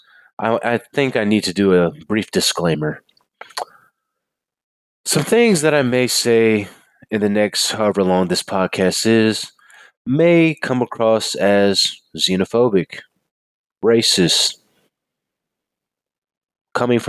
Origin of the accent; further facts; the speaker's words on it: Texas, United States; I'm an American and I'm Texan